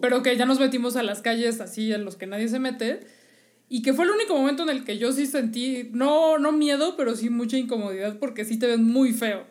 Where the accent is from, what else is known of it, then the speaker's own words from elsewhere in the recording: Mexico City, Mexico; somos chilangos